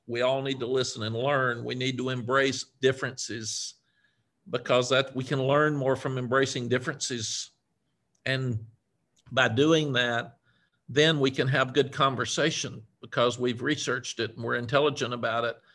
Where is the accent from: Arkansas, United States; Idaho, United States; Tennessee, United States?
Tennessee, United States; Cookeville; moved away; I was raised in a small town in, in Tennessee, Cookville, Tennessee.